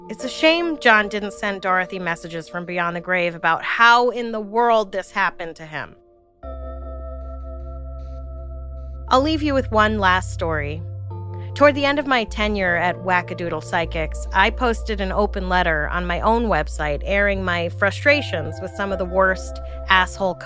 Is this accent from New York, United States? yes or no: yes; New York City, New York, United States; I'm from Brooklyn